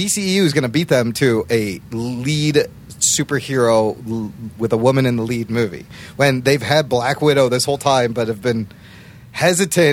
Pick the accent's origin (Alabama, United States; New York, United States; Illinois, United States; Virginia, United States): Illinois, United States; Chicago; I'm Pakistani-American. I was born here, raised Pakistani